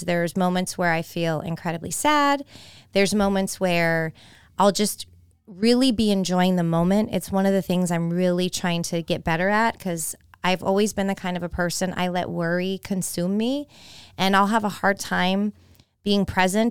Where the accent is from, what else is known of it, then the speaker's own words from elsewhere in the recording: San Jose, California, United States; moved away as an adult; also born or lived in Florida; now in Tampa, United States; my hometown of San Jose, California